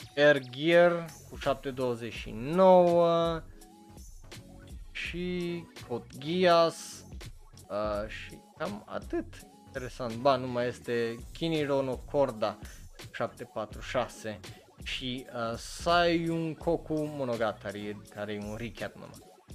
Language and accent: Romanian; Romania; la noi în România